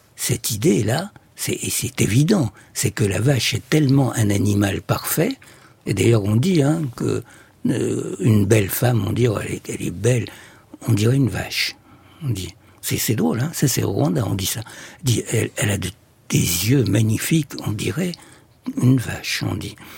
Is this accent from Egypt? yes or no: yes; Egypt; Je suis né en Égypte